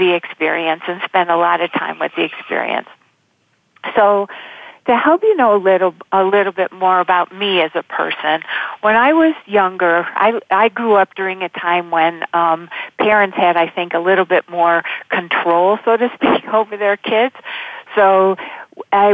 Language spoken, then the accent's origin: English; Buffalo, New York, United States; I grew up in Buffalo, and there's a lot of snow in the winter